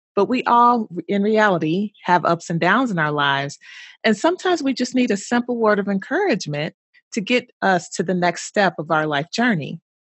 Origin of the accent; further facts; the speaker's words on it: Louisville, Kentucky, United States; moved away as an adult; also born or lived in Bloomington, Indiana; I'm originally from Louisville, Kentucky. Haven't lived there in many, many years, but that is my hometown.